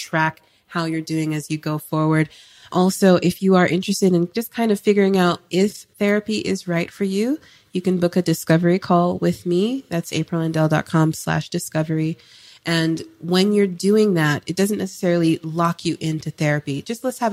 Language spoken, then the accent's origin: English; California, United States; I am West Coast. 100%. People don't realize that about me, but I am West Coast. I was born in Cali